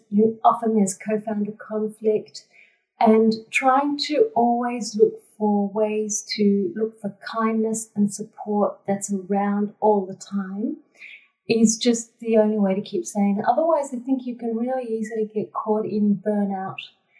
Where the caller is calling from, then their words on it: Darug country, New South Wales, Australia; I'm calling from Darug country.